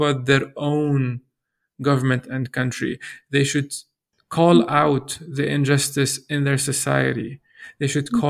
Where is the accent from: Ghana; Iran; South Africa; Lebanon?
Lebanon; as a Lebanese, growing up in Lebanon